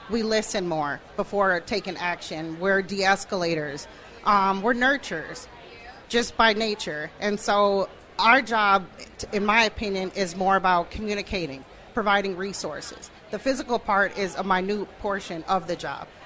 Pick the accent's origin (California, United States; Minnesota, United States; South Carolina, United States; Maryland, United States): Minnesota, United States; Minneapolis; because I'm born and raised in Minneapolis, South Minneapolis